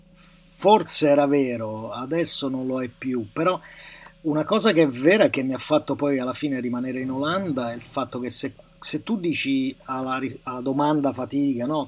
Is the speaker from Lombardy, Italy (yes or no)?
no; Rome, Lazio, Italy; Io sono di eh. Roma, no? Cioè, sono nato a Roma e a Roma siamo pessime persone